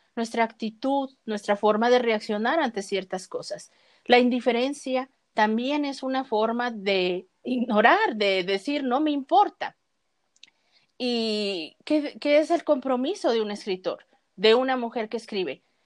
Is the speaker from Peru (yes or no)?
no; Mexico; aquí en mi país